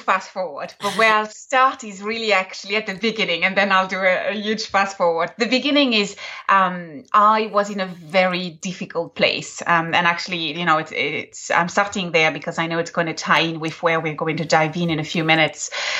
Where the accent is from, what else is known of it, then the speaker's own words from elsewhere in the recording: Ireland; My mother tongue is English, which always surprises everyone. And so my colloquialisms are, you know, very Irish.